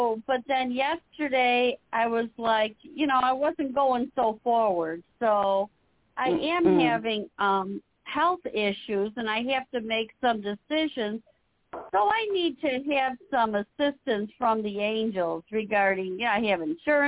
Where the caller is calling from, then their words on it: Illinois, United States; I'm calling from Illinois